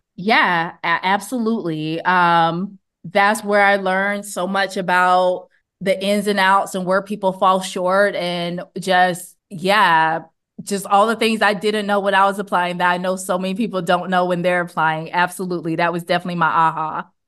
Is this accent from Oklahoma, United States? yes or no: no; Montgomery, Alabama, United States; I grew up in Montgomery